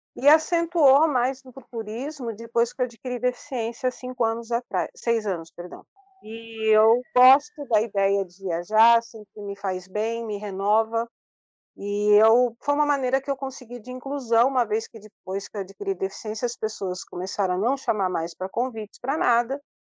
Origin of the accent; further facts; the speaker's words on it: São Paulo, Brazil; nascida e criada em São Paulo, vivo